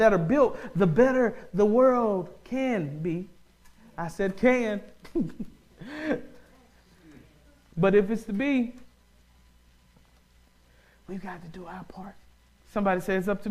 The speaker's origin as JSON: {"language": "English", "region": "the South", "country": "United States", "said": "I'm from the South"}